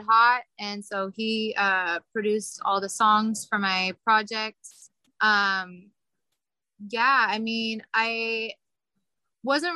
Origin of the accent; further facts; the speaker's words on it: Kansas City, Missouri, United States; I'm from Kansas City. So my parents would have me singing like all over Kansas City when I was little. And so I just grew up singing